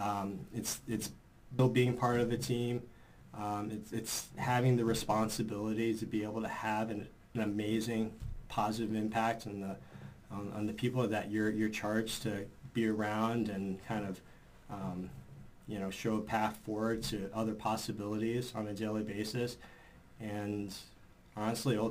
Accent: New York City, New York, United States; as a New Yorker

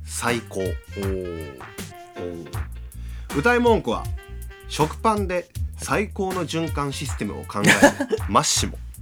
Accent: Hyogo, Japan; 地元兵庫から

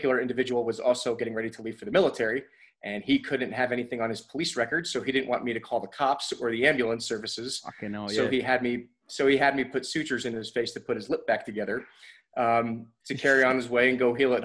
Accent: New Jersey, United States; also born or lived in Poughkeepsie, New York; I was born in Poughkeepsie, New York in the United States and grew up in New Jersey

